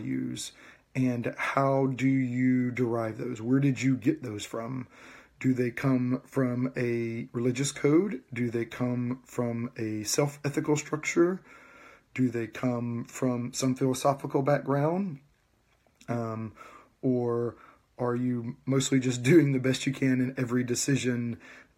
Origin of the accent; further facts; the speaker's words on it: West Georgia, United States; moved away as an adult; I was born and raised in Georgia. I grew up in West Georgia, about 30 miles, 40 miles west of Atlanta